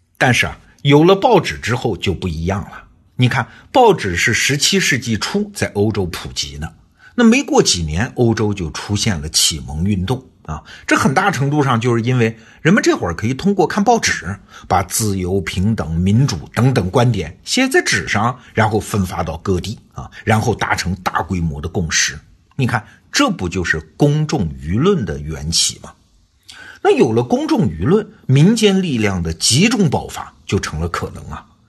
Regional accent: China

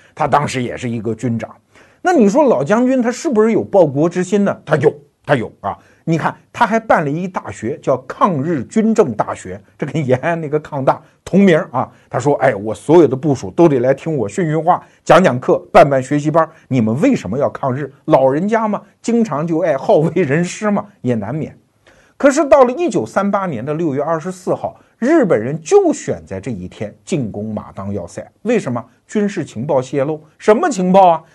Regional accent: Wuhu, Anhui, China; 我的老家安徽芜湖

